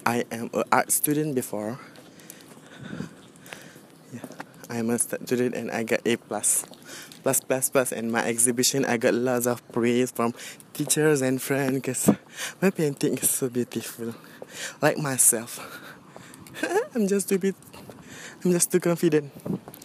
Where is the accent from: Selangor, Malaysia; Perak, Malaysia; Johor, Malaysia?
Johor, Malaysia; Johor Bahru; English is a second language; also born or lived in Batu Pahat; I came from Johor Bahru, and I live in Batu Pahat, a small town and a district at Johor Bahru